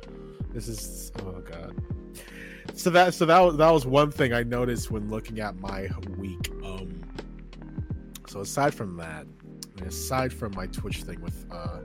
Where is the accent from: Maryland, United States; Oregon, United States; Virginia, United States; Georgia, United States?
Georgia, United States; born there; Chat, no, come to Georgia. You'll love Cali. I was born in Georgia.